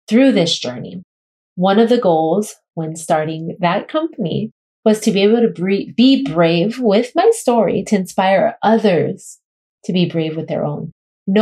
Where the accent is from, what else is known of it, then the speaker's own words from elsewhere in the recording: Kailua-Kona, Hawaii, United States; I'm a Hawaiian girl growing up in the Hawaiian Islands